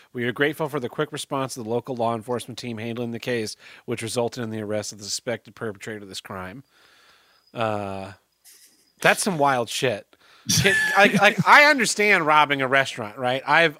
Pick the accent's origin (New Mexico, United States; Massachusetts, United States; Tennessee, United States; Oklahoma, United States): Oklahoma, United States; Tulsa; my hometown of Tulsa, Oklahoma.